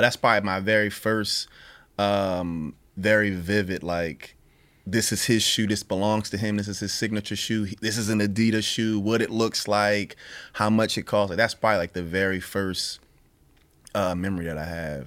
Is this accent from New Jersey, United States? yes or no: yes; Pleasantville, New Jersey, United States; I grew up in South Jersey. city called Pleasantville